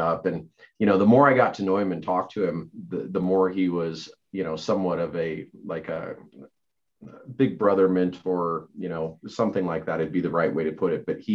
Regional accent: Lander, Wyoming, United States; Lander is my hometown, it's kind of this little island in the middle of the reservation

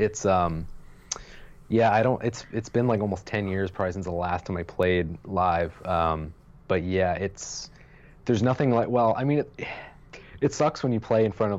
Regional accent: Pennsylvania, United States; I grew up in near Lancaster, Pennsylvania

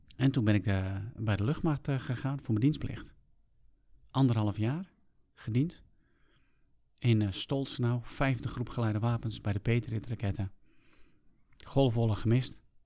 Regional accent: South Africa; now in Netherlands; vertrokken terug naar mijn geboorteland Zuid-Afrika.

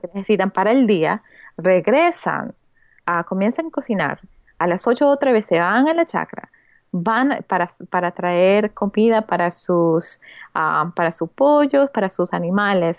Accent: United States; also born or lived in Peru / Lima, Peru; now in New York, United States; creciendo aquí en, en Estados Unidos

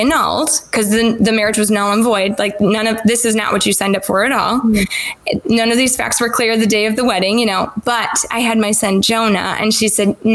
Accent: Rockford, Illinois, United States; moved away as an adult; also born or lived in Indianapolis area, Indiana; now in Indianapolis, United States; Rockford, Illinois, and born and raised there

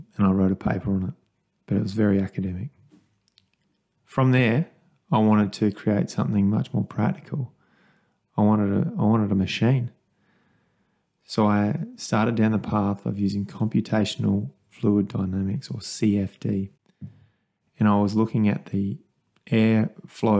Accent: Kangaroo Island, South Australia, Australia; a 13-year-old kid growing up on Kangaroo Island on a wool and grain farm

